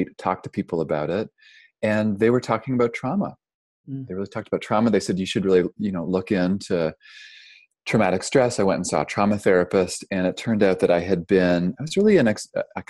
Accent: Toronto, Ontario, Canada; moved away as an adult; also born or lived in Vancouver, Canada; now in California, United States; I'm originally from Canada, grew up in Toronto.

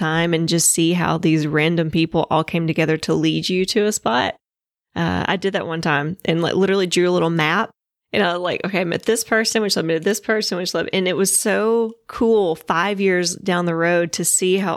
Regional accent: Southern, United States; accent: Southern; I'm also Southern, if you couldn't tell by my accent

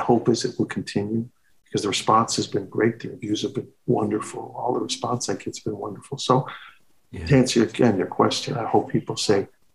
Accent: Chicago, Illinois, United States; moved away; Chicago. It's my hometown

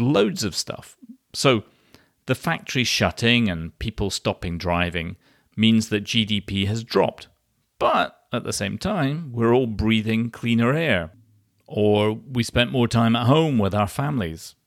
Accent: Scotland, United Kingdom; my home country, from Scotland.

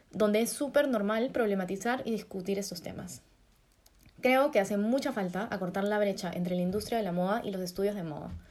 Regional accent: Peru; accent: Peruvian; moved away as an adult; por mi acento se darán cuenta que soy la única peruana del grupo

